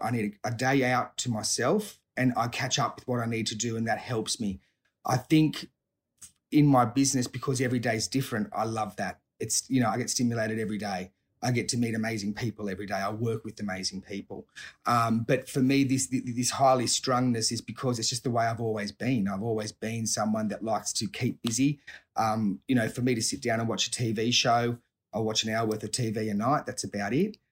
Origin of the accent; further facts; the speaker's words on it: Sydney, New South Wales, Australia; I grew up, um, around, in Sydney, so, uh, grew up around South Hurstville and, and, and, and Southern Sydney, so still, still residing in the area.